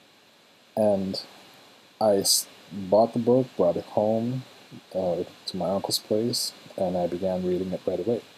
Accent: Trinidad & Tobago; moved away; in my home country of Trinidad, where I'm from

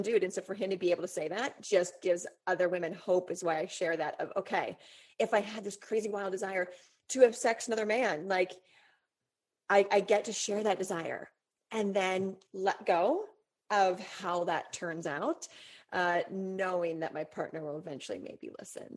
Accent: Colorado, United States; moved away; I grew up in Colorado

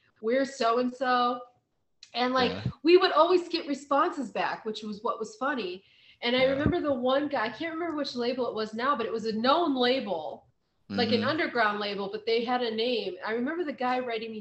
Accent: Kent, Ohio, United States; I grew up near Kent, Ohio

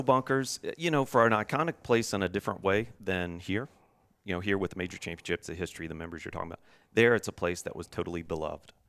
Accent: Virginia, United States; growing up in Virginia

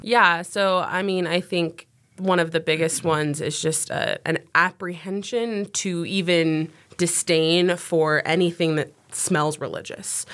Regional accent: Ogden, Utah, United States; I'm also from Ogden, Utah

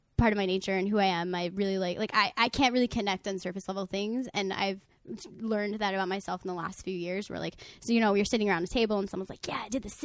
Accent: New York, United States; I'm from New York

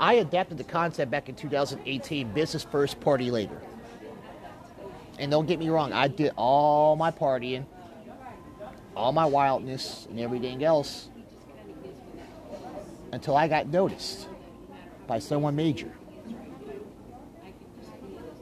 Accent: Kansas City, United States; also born or lived in Wichita, Kansas; I live here in Kansas City. This is my hometown.

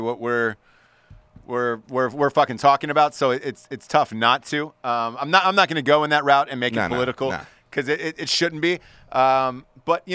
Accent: United States; I'm an American, and this is where I live and I'm from

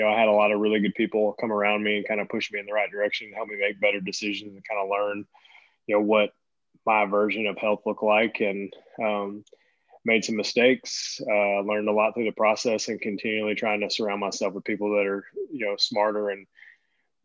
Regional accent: East Tennessee, United States; also born or lived in Boston, Massachusetts; I was born in Boston, Massachusetts, and grew up in East Tennessee.

